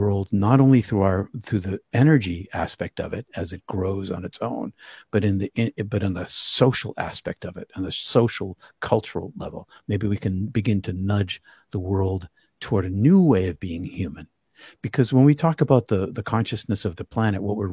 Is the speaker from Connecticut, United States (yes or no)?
no; Boston, Massachusetts, United States; I'm from Boston area